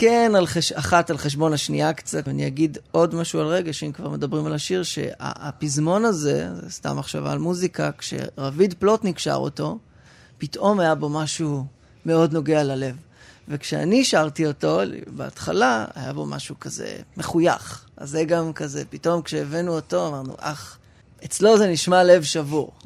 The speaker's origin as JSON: {"language": "Hebrew", "town": "Rehovot", "region": "Central District", "country": "Israel", "tie": "born or raised there", "said": "ברחובות, שם גדלתי"}